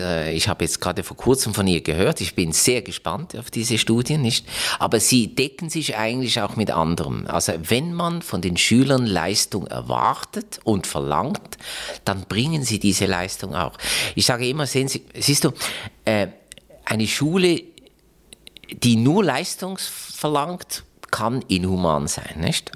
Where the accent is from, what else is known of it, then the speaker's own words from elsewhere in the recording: Basel, Basel-Stadt, Switzerland; Das ist leider Gottes mein Heimatkanton, Basel-Stadt